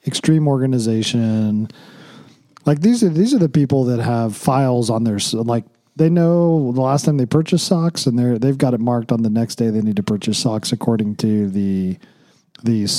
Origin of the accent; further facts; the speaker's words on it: Oklahoma, United States; moved away as an adult; also born or lived in Wichita, Kansas; now in Las Vegas, United States; I grew up in Oklahoma, flyover state.